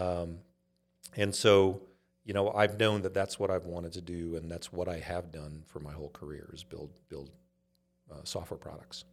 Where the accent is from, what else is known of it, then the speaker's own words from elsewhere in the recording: Inglewood, California, United States; also born or lived in Los Angeles, California; grew up in a, a town called Inglewood